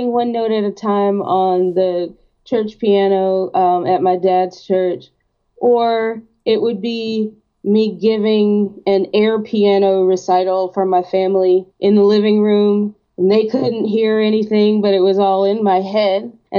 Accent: Athens, Georgia, United States; my hometown in Athens

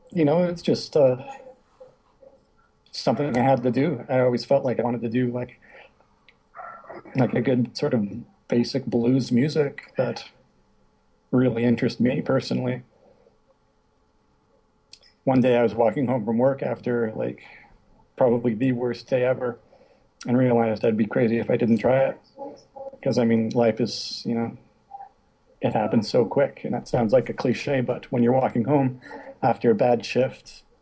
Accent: Pembroke, Ontario, Canada; now in Ottawa, Canada; Right now it's Thanksgiving weekend in Canada, so I'm in my hometown visiting.

